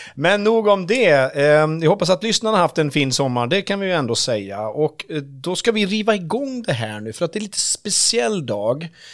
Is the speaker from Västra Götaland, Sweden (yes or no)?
no; Vansbro, Dalarna County, Sweden; moved away; also born or lived in Örebro; nu är jag ju uppväxt i Vansbro